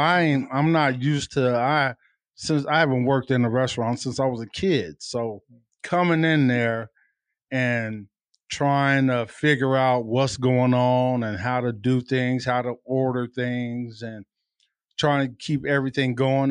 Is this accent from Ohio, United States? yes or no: no; Tucson, Arizona, United States; I'm a native from Tucson